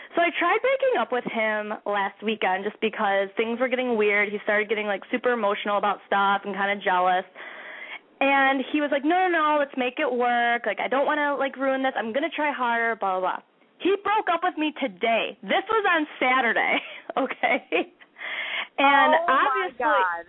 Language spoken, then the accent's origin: English; Chicago, Illinois, United States; I'm from Chicago.